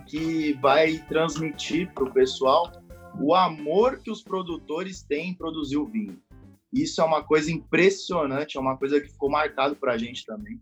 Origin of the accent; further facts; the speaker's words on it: São Paulo, Brazil; eu sou de São Paulo